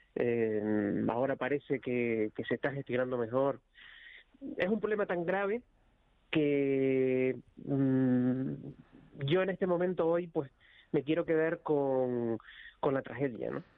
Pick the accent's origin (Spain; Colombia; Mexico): Spain; Icod de los Vinos, Canary Islands; moved away; yo soy de cerca de la Isla Baja, de, de Inco de los Vinos, y claro, eh, no, no vivo allí